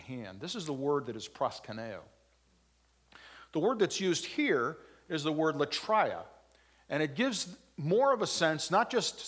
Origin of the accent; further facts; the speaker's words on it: Waterbury, Connecticut, United States; I'm from Waterbury